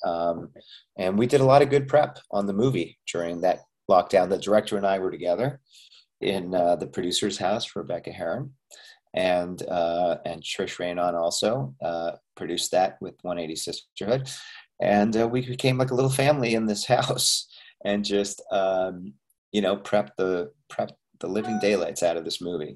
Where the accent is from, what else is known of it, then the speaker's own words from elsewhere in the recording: Montreal, Quebec, Canada; I'm also Canadian, by the way, yeah, I was born yeah. and raised in Montreal